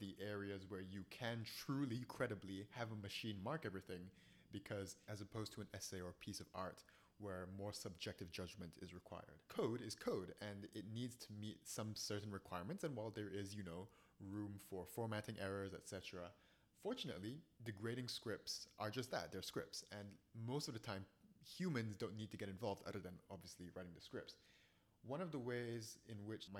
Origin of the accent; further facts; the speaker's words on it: Singapore; now in United States; I'm from Singapore.